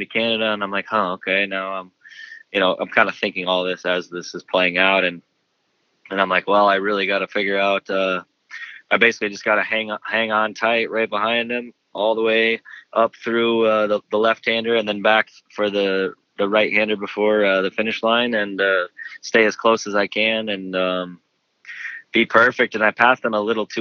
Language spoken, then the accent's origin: English; Minnesota, United States; I'm from Minnesota, so this is kind of like my home race